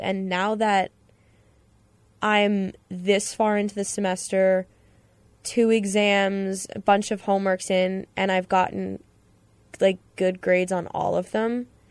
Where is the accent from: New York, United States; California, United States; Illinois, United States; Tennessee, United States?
New York, United States; Long Island; I'm from Long Island